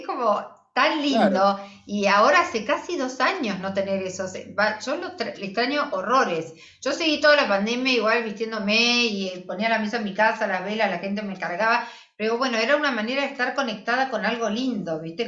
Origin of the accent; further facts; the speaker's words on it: Argentina; cómo somos las argentinas a la hora de vestirnos